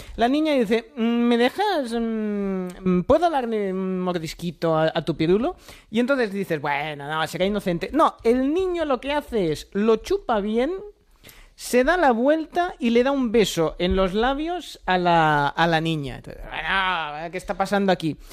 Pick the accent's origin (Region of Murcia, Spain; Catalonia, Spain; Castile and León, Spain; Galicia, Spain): Catalonia, Spain; como buen catalán